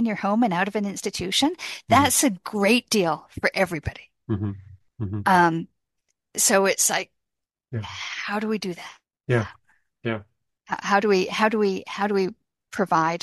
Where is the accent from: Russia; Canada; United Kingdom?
Canada; I'm a Canadian